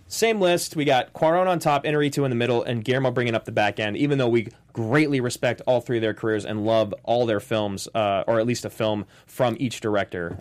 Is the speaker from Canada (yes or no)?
yes; Canada; I'm Canadian